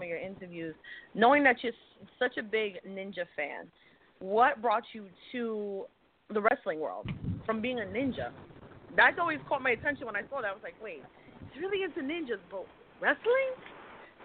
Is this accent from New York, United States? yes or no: yes; New York, United States; moved away; New York, where I'm originally from.